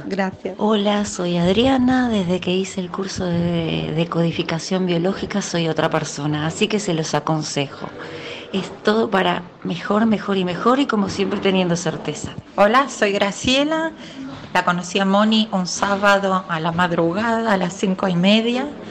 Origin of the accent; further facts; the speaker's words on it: Venezuela; soy eh, venezolana